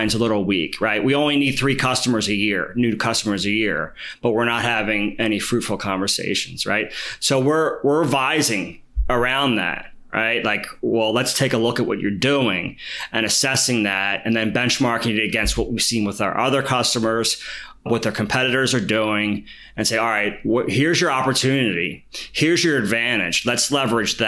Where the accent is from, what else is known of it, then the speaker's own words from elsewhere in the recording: Philadelphia, Pennsylvania, United States; I grew up in Philly, and I went through sort of the city education system